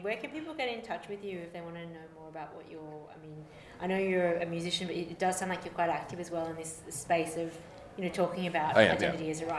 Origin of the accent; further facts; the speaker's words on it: Australia; I'm Australian